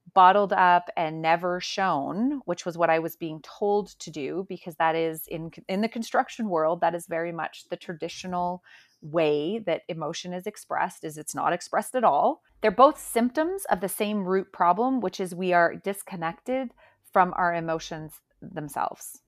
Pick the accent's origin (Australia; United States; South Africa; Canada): Canada; Calgary, Alberta; I'm actually from Calgary, Alberta, and I live here with my family.